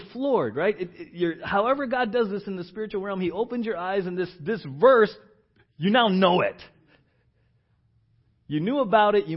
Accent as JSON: {"language": "English", "town": "San Diego", "region": "California", "country": "United States", "tie": "born or raised there", "said": "I grew up in San Diego"}